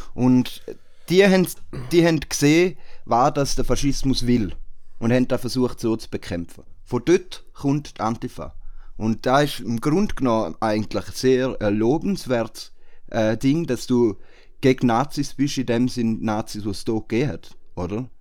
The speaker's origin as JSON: {"language": "German", "country": "Switzerland", "said": "bei uns in der Schweiz"}